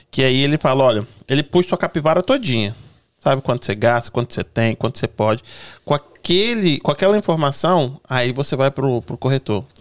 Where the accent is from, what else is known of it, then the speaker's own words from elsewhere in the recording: Espírito Santo, Brazil; O negócio é que eu sou, eu sou capixaba. E aí a gente, do, do Espírito Santo, a gente fala que a gente não tem sotaque.